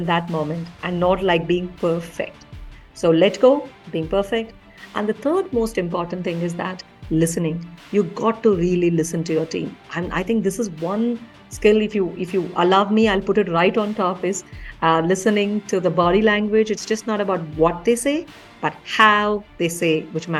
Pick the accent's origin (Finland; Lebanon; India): India; Bangalore, Karnataka; I actually grew up in Bangalore City